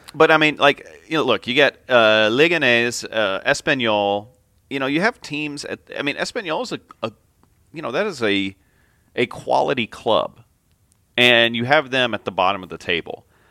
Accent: United States

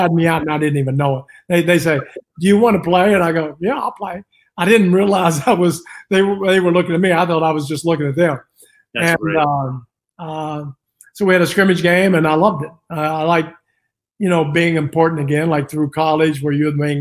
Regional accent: West Virginia, United States; moved away as an adult; also born or lived in Italy; I'm from West Virginia, and, I am Italian

